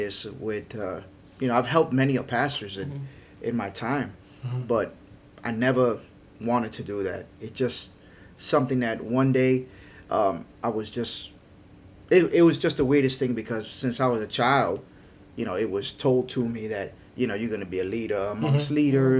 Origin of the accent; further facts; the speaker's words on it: New York, United States; now in Florida, United States; You know, I'm a transplant from New York. I've been in Florida since 1988. So it's going on 32, 33 years. And we came over here and we raised our children here in South Florida.